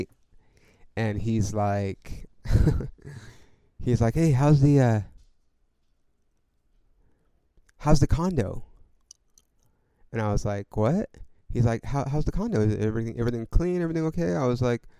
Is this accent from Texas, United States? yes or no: no; Ontario, California, United States; moved away as an adult; also born or lived in Hollywood, Los Angeles / East Los Angeles / Upland / San Bernardino; now in Los Angeles, United States; Then we moved to Ontario And I lived in Ontario until I graduated high school.